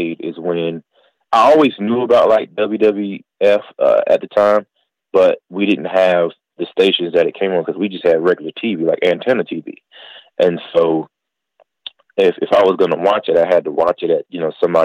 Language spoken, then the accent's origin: English; North Carolina, United States; also born or lived in Queens, New York; I grew up in North Carolina